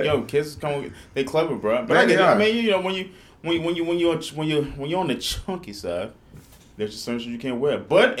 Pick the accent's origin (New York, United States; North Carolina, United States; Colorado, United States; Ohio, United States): New York, United States; moved away; When I was growing up in New York